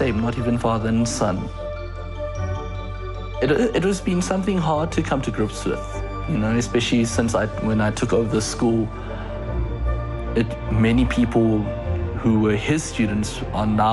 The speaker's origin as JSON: {"language": "English", "country": "South Africa", "said": "I'm South African, but I'm a Chinese person in South Africa"}